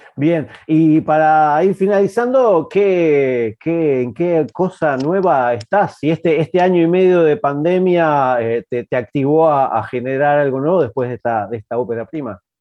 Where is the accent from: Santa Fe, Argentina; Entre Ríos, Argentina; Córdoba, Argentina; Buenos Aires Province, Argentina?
Buenos Aires Province, Argentina; Avellaneda / Quilmes; yo soy de, Avellaneda Quilmes